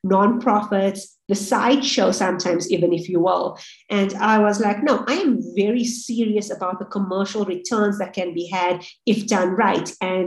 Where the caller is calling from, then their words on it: Johannesburg, Gauteng, South Africa; I am the co-founder at Hub and the founding partner at 535 Ventures. I'm calling in from Johannesburg in South Africa.